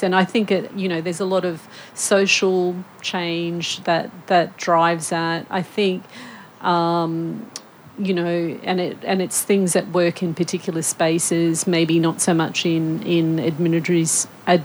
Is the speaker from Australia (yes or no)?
yes; North Queensland, Australia; I grew up in North Queensland